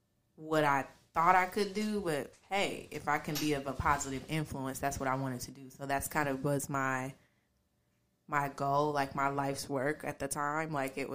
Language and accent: English; Dayton, Ohio, United States; also born or lived in Oklahoma; Because I feel like I'm a little bit from everywhere, but I was raised in Dayton. I was born in Oklahoma, because my parents were in the military. And we made our way to Dayton, and so now we're here, and I've been here since I was about 5 years old.